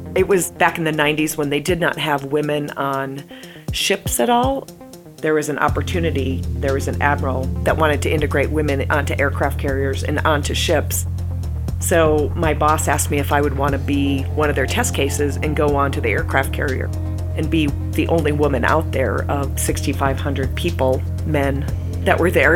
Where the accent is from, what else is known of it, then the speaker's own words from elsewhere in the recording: Eau Claire, Wisconsin, United States; moved away; also born or lived in West Palm Beach, Florida; I'm from Eau Claire, Wisconsin